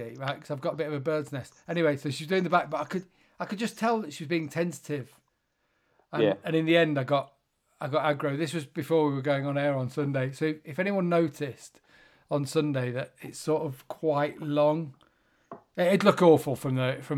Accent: United Kingdom; I'm British

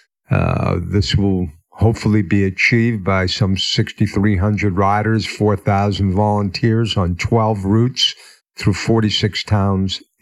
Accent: Newton, Massachusetts, United States; also born or lived in Denver; growing up in Newton, we were Class

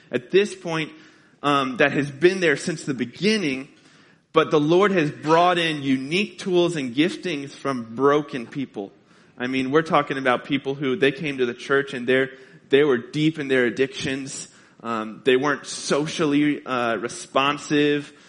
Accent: Carbondale, Illinois, United States; moved away; I'm from Southern Illinois, Carbondale, Illinois

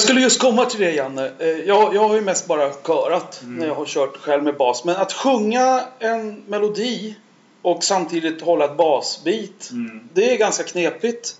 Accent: Stockholm, Stockholm County, Sweden; jag växte upp i Skärholmen

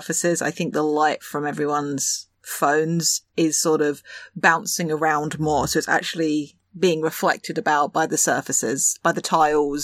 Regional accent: England, United Kingdom; as an English person

